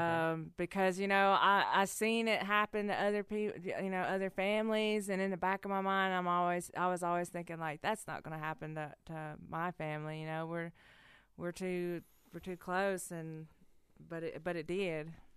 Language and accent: English; Cherokee, North Carolina, United States; I was the kid that was running around on the loop in Big Cove barefoot